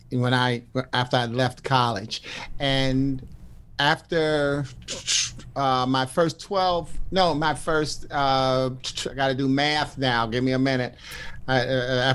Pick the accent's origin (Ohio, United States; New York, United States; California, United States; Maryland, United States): New York, United States; also born or lived in Washington, D.C.; now in Bolingbrook, United States; as a New Yorker